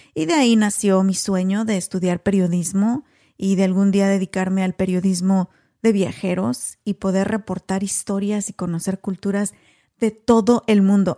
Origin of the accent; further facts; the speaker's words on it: Apaseo el Alto, Guanajuato, Mexico; first language Spanish; moved away as an adult; now in United States; soy originaria de Apaso el Alto, Guanajuato